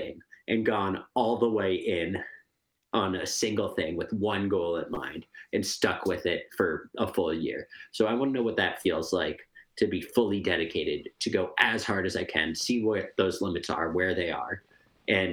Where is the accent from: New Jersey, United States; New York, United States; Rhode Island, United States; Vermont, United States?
Vermont, United States; Stowe; I'm from Stowe, Vermont